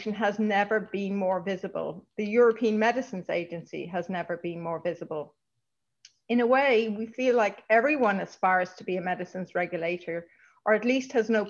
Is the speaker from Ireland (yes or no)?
yes; Dublin, Leinster, Ireland; moved away as an adult; also born or lived in Brussels / Prague; I grew up in Dublin.